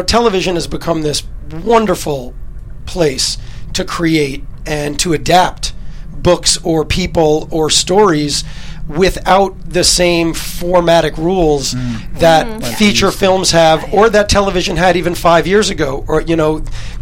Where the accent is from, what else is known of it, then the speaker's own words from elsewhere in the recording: New York, United States; I grew up in New York